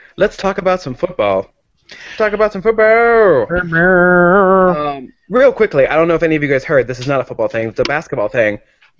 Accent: United States; being an American Jew

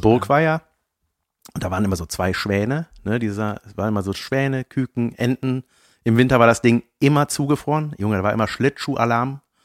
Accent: Buschhoven, North Rhine-Westphalia, Germany; in meinem Ort, wo ich herkomme, Buschhofen

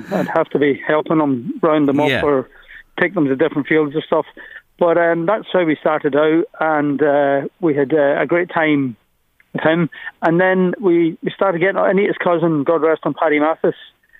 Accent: Glasgow, Scotland, United Kingdom; also born or lived in Donegal, Ireland; now in Louth, Ireland; I was born in Glasgow. My parents are from just outside Donegal town, both of them. So they moved back many years ago. And my mother just said she'd enough of Glasgow and wanted to go back to Donegal.

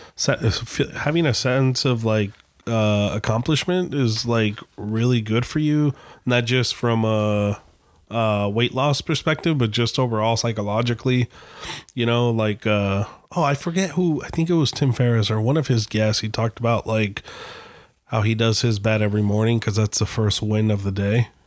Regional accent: Gilbert, Arizona, United States; moved away; in Gilbert, Arizona, um, which is kind of cool, but at the same time, it's scary 'cause that's my hometown

